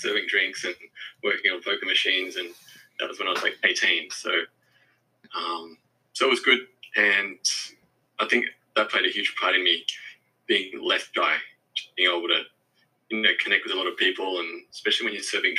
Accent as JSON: {"language": "English", "town": "Forestville", "region": "New South Wales", "country": "Australia", "tie": "born or raised there", "said": "So I grew up in Forestville. Okay. That's where I went to primary school and high school."}